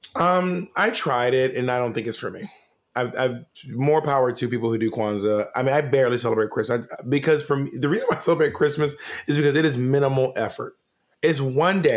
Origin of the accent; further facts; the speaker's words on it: Columbus, Georgia, United States; I was born in Columbus, Georgia